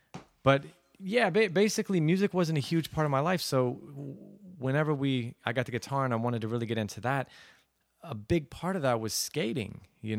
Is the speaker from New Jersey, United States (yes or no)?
no; Aurora, Colorado, United States; also born or lived in Plano, Texas; so I grew up in Aurora, Colorado, and near Denver, and then my dad moved. He flew for Southwest Airlines, so we moved to Dallas to a suburb called Plano, named Plano.